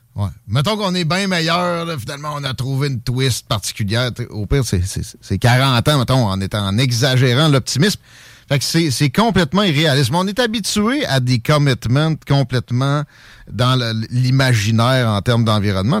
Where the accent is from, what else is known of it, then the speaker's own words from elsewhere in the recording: Canada; je suis un Canadien français, mes ancêtres sont ici depuis les années 1600.